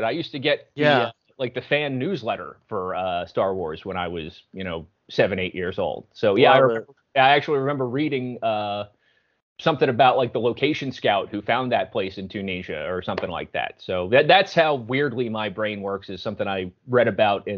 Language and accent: English; Philadelphia area, Pennsylvania, United States; I'm from the Philly area